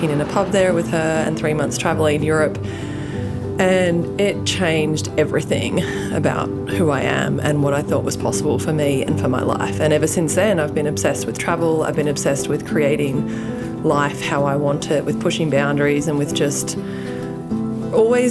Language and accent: English; Australia; moved away as an adult; now in United States; I'm from Australia. I have a funny accent.